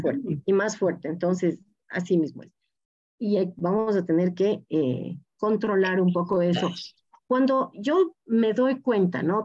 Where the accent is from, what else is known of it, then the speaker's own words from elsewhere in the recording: Loja, Ecuador; las personas que venimos de Loja tomamos mucho café